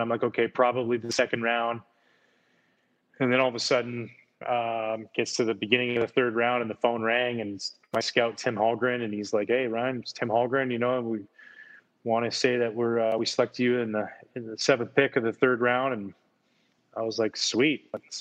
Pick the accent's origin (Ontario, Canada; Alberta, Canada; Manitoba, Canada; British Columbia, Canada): British Columbia, Canada; outside of Vancouver; my little town I grew up in outside of Vancouver, you have to take a ferry that goes there.